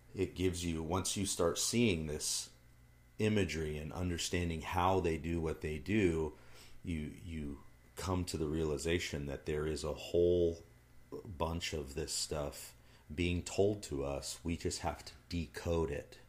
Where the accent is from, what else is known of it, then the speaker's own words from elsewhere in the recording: United States; I'm an American